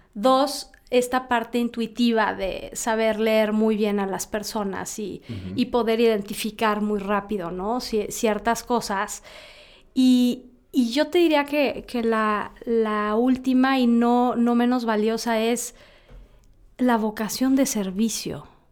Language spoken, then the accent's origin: Spanish; Mexico; Somos mexicanos